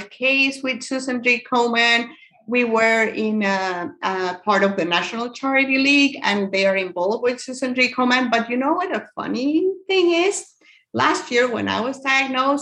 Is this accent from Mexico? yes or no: yes; Mexico; moved away as an adult; now in United States; I'm actually from Mexico, but I live here in the United States. I've been living here for 10 years now.